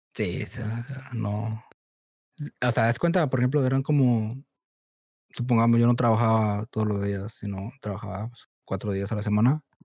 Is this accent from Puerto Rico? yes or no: no; Mexico; now in Chicago, United States; nací aquí, en Estados Unidos, Chicago pero pues me crié en México